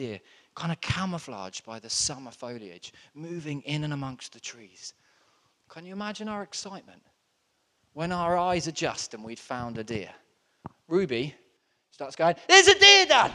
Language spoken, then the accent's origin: English; Southampton, South East England, United Kingdom; moved away; I grew up in Southampton, which is really close to the New Forest.